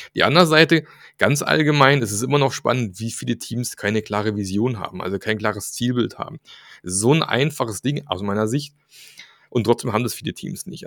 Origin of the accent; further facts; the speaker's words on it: Germany; in unserer deutschen Ingenieurskultur